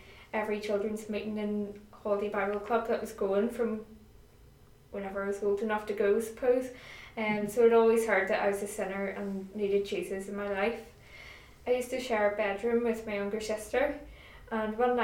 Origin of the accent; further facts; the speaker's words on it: Greyabbey, Northern Ireland, United Kingdom; I am from Grey Abbey, and that is, for anybody who doesn't know, down the Ards Peninsula in County Down. And I live at home with my mum and dad